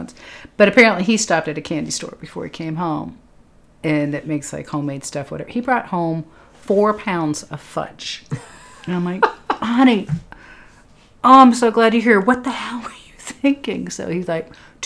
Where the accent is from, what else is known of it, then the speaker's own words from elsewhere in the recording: Lexington, Massachusetts, United States; I'm from Lexington, Massachusetts